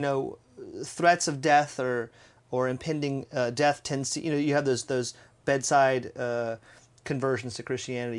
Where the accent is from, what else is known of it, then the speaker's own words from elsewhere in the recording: United States; as an American